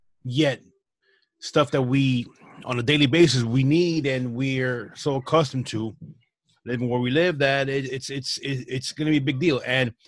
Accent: East Coast, United States; Yeah, well, we're from the East Coast

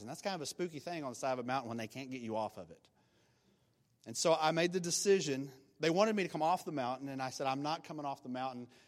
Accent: Oklahoma, United States; I'm from Oklahoma and from the country

